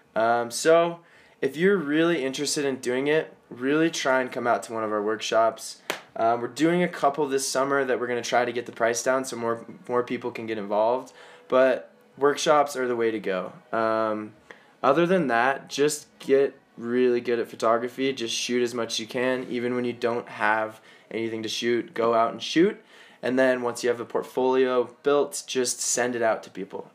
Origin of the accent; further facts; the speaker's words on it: Colorado, United States; I'm from Colorado, and that's where I am right now.